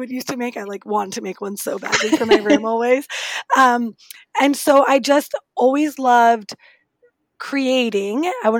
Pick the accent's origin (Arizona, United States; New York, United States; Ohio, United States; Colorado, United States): Colorado, United States; moved away as an adult; now in Washington, D.C., United States; I'm in D.C. now. I grew up in Colorado, but I've been in D.C. for, I guess 8 years now. And I'm here to stay.